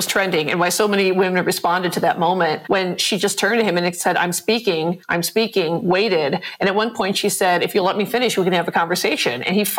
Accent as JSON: {"language": "English", "town": "Chicago", "region": "Illinois", "country": "United States", "moved": "yes", "lives_now": "California, United States", "said": "I'm a Chicagoan, but lives in California"}